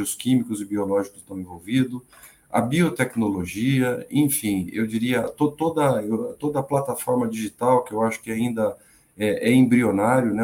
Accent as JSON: {"language": "Portuguese", "town": "Presidente Prudente", "region": "São Paulo", "country": "Brazil", "tie": "born or raised there", "also_born_or_lived": "Londrina", "moved": "as an adult", "said": "eu, eu sou natural de Presidente Prudente. Presidente Prudente é ali no sudoeste do estado de São Paulo"}